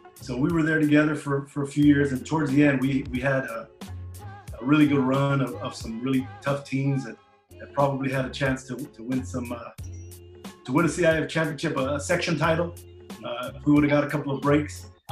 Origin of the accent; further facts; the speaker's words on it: Bell Gardens, California, United States; also born or lived in Charter Oak, California; I grew up in the city of Bell Gardens, uh, which they're neighboring uh, little towns in Southeast